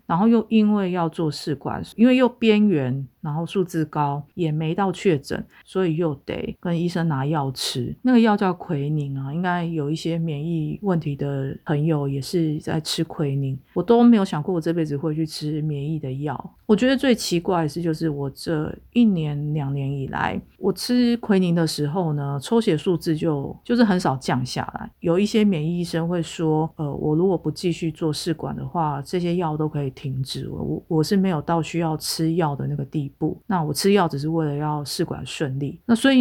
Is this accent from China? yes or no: no; Taipei, Taiwan; 我就在台北长大